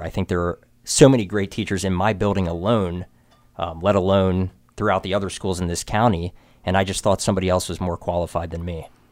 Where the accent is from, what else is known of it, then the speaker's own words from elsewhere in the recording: Frederick, Maryland, United States; Born and raised in Frederick, Maryland.